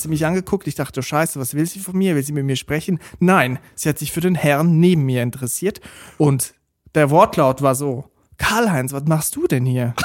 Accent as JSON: {"language": "German", "country": "Switzerland", "said": "ich aus der Schweiz komme"}